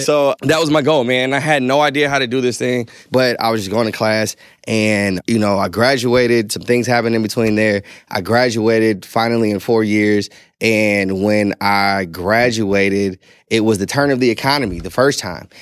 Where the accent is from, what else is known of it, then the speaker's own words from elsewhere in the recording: St. Louis, Missouri, United States; I grew up in Saint Louis, Missouri